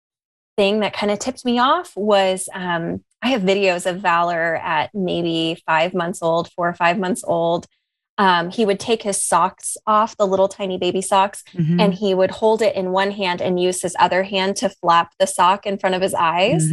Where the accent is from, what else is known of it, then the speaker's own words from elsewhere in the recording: San Diego, California, United States; now in Lexington, United States; I'm from San Diego.